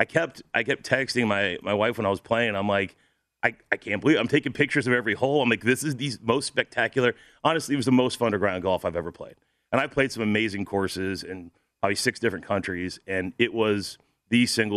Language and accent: English; St. Louis, Missouri, United States; I'm from St. Louis.